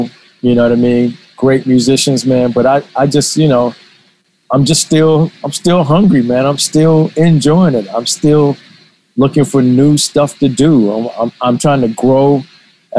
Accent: Atlanta, Georgia, United States; I did a lot of that type of work growing up in Atlanta.

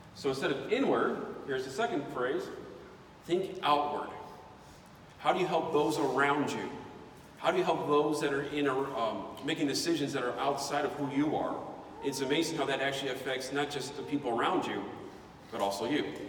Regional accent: United States; I grew up in America

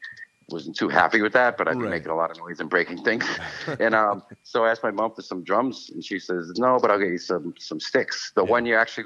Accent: Boston, Massachusetts, United States; Pretty much Jamaica Plain, Roxbury, a little bit of both.

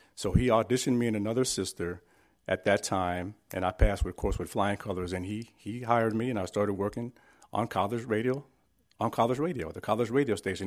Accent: San Francisco, California, United States; I was born and raised in San Francisco, California

